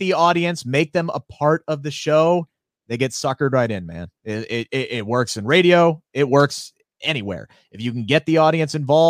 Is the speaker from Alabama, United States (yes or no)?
no; Cincinnati, Ohio, United States; my hometown in the city of Cincinnati